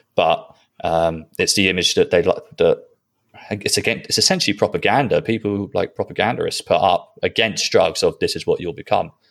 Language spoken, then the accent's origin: English; Netherlands; I was born in Holland